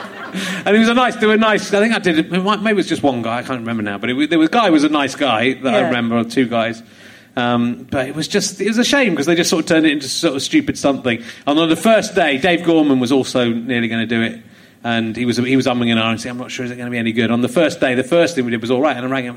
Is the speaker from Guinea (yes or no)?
no; Yorkshire and the Humber, United Kingdom; born there; I was born near York. So